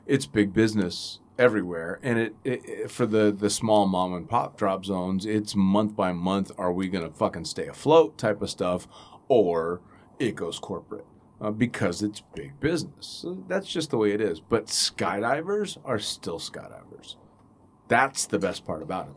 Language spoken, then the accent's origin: English; Northern California, United States; moved away as an adult; also born or lived in Middle East; my home state and my, the best part of the state, NorCal